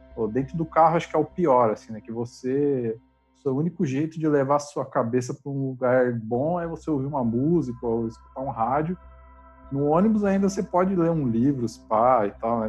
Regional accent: Diadema, São Paulo, Brazil; na rua que eu morava, eu sou de Diadema

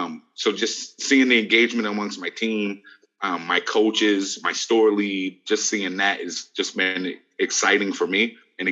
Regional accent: Brockton, Massachusetts, United States; I'm from Brockton, Massachusetts. I was actually an appointed diversity commissioner for the city.

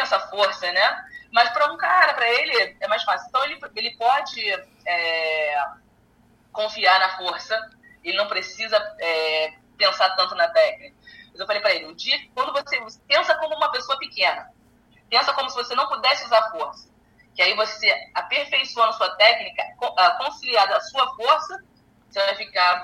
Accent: Brazil; moved away as an adult; now in United States; foi necessário eu sair do meu país. Uh, eu acredito que eu seja mais conhecida aqui nos Estados Unidos do que no meu próprio país

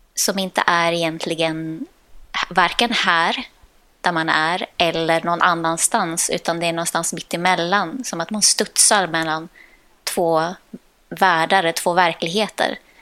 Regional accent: Sweden; Jag är dansare från Sverige

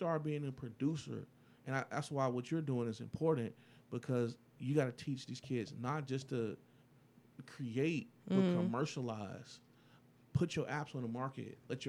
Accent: Detroit, Michigan, United States

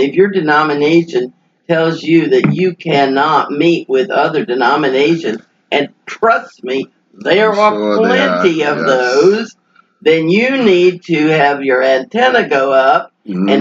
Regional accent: Texas, United States; also born or lived in Little Rock, Arkansas; I was born in Little Rock, Arkansas, but shortly after that we moved to Texas.

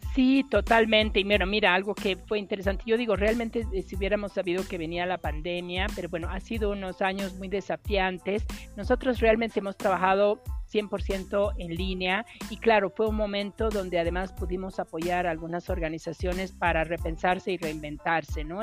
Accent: Bolivia; para mí particularmente como boliviana

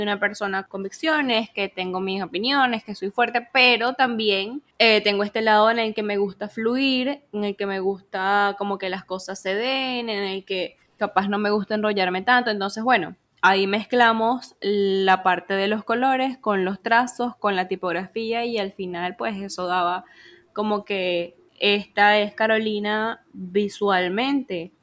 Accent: Venezuela; vengo de Venezuela

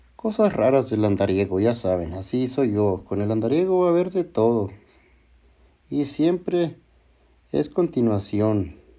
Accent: Chihuahua, Mexico; now in Minersville, United States; yo soy de Chihuahua, soy norteño de corazón

